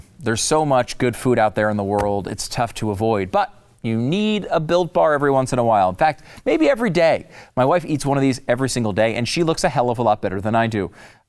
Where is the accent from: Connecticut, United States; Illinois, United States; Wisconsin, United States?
Connecticut, United States; I'm not like really a gun guy. I mean, I grew up in Connecticut.